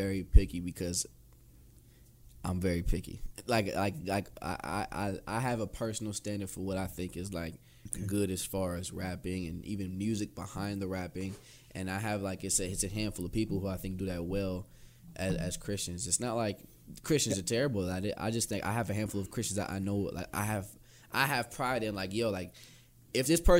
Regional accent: Cleveland, Ohio, United States; I'm from Cleveland. I'm from Cleveland.

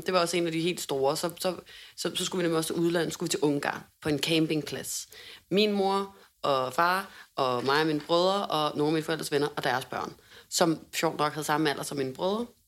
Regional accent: Hundested, Capital Region of Denmark, Denmark; born or raised there

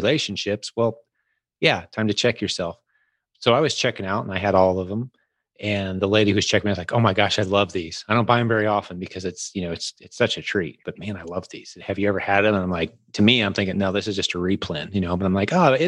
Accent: United States; I'm known as the American when I come in.

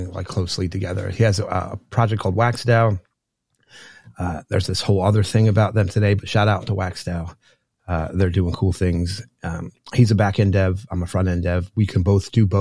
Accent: New Jersey, United States; I grew up in New Jersey

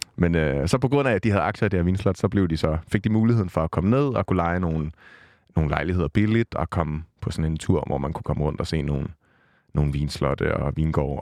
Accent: Vordingborg, Zealand, Denmark; med mine forældre hjemme i Vordingborg, hvor jeg kommer fra

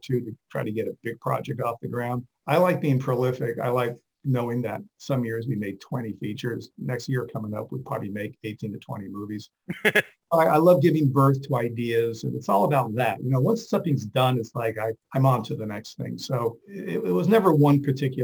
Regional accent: Rome, Lazio, Italy; first language Italian; English is a second language; moved away; I grew up in Rome, Italy, so actually Italian is kind of my first language

